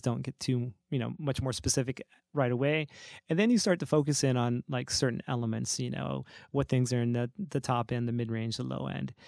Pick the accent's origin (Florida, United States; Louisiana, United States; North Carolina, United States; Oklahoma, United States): North Carolina, United States; moved away; I'm originally from States down in, uh, North Carolina